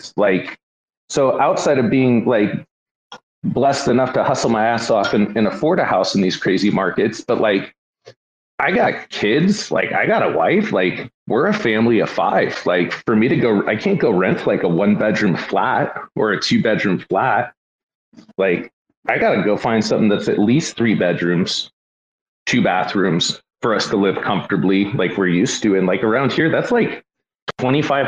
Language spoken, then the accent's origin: English; West Coast, United States; I've lived on the West Coast like my whole life